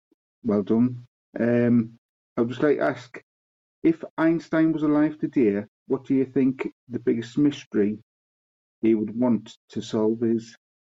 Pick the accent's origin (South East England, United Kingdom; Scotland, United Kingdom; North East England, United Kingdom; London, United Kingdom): North East England, United Kingdom; Sunderland; I'm from Sunderland in the UK.